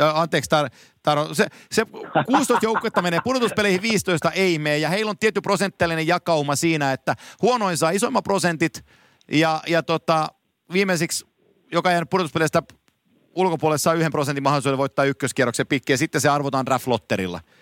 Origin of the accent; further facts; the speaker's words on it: Finland; mä oon Suomesta